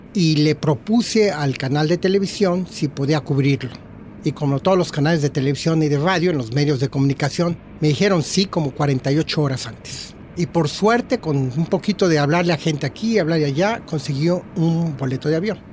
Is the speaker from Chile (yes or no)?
no; Mexico; moved away as an adult; now in Australia; soy mexicano 100% cuando estoy en México